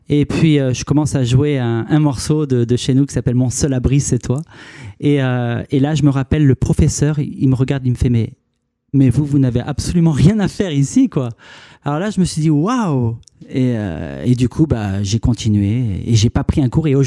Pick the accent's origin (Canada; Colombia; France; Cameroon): France; Carry-le-Rouet, Provence-Alpes-Côte d'Azur; moved away as an adult; now in Paris, France; Alors je viens de Paris. Et sinon, je suis donc euh, quelqu'un du Sud, en fait. Hein. J'ai vécu euh, une bonne trentaine d'années dans le Sud, donc euh, à Carry-le-Rouet, en fait. Et, là, en ce moment, je vis actuellement sur Paris.